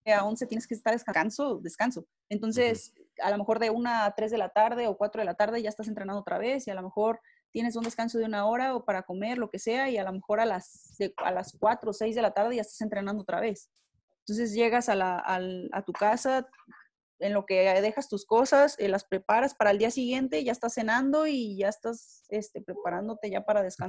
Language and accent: Spanish; Mexico; nosotros como mexicanos